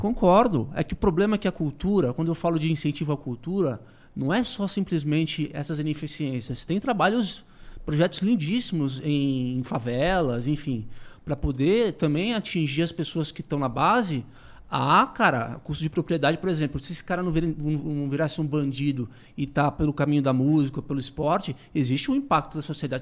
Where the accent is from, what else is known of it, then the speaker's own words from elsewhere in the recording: Brazil; eu, como brasileiro